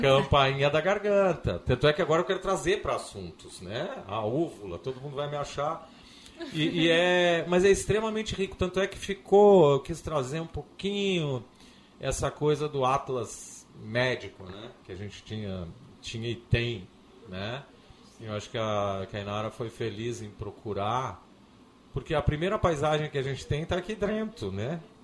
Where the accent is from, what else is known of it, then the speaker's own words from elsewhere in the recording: Porto Alegre, Rio Grande do Sul, Brazil; moved away as an adult; also born or lived in Vacaria; now in Florianópolis, Brazil; Eu sou, eu nasci em Vacaria, mas com três meses de idade vim para cá. Então eu sou um porto-alegrense